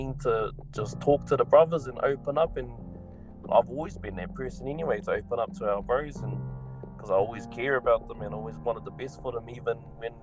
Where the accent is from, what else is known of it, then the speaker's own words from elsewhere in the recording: New Zealand; being that Kiwi mindset